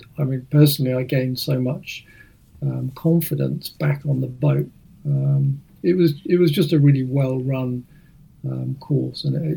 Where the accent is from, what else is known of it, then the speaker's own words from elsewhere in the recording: Hampshire, South East England, United Kingdom; also born or lived in New Zealand; I live in Hampshire, and I grew up in Hampshire, so I'm very familiar with the Solent